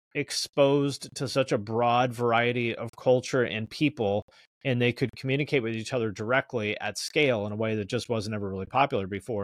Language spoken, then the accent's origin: English; Snohomish, Washington, United States; grew up in the Seattle area. I'm from a town called Snohomish, Washington